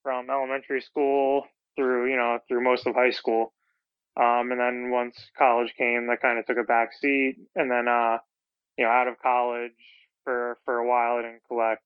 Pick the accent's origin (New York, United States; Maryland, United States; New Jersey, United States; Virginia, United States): New Jersey, United States; now in Hoboken, United States; I'm actually from South Jersey originally